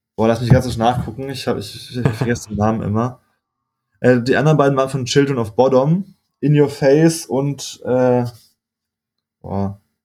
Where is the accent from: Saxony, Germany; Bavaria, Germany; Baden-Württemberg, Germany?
Baden-Württemberg, Germany; Freiburg; moved away as an adult; aufgewachsen, ich komme aus Freiburg, geboren und war bis zum Ende von meinem Master eigentlich, also bis ich, oh, lass mich liegen, 25, 25 war ich in Freiburg